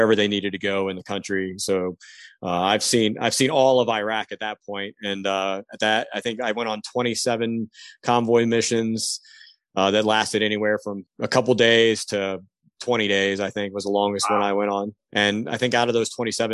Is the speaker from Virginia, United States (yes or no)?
yes; Hampton, Virginia, United States; also born or lived in Kentucky; I grew up in the Hampton Roads area, actually. I grew up in Hampton